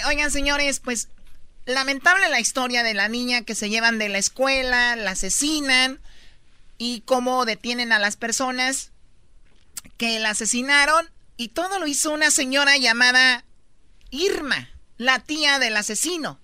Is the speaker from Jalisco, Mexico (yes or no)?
yes; Los Altos de Jalisco, Mexico; yo soy de los Altos de Jalisco